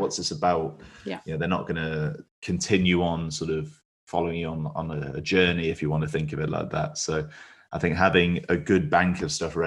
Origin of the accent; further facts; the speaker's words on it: West Midlands, United Kingdom; moved away as an adult; also born or lived in Hull; I'm from the West Midlands